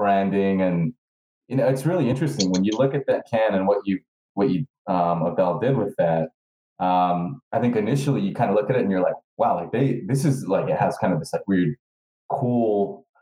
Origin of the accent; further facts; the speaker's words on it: New York City, New York, United States; also born or lived in Albuquerque, New Mexico; now in Los Angeles, United States; I grew up in New York City, but was in Albuquerque after that, and then now I'm